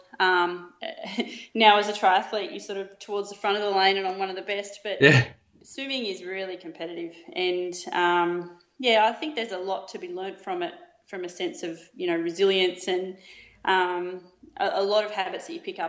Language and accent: English; Yamba, New South Wales, Australia; moved away as an adult; also born or lived in Melbourne; My pop used to drive me over to Ballina to do my training. I was from Yamba, so it's about 1 hour 15.